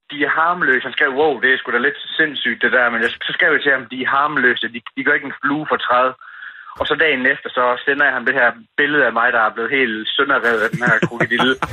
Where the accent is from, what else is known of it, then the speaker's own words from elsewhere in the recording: Vejle, Southern Denmark, Denmark; accent: Jutlandic; Ja, jeg er fra Vejle, en lille by, der hedder ja, Vejle.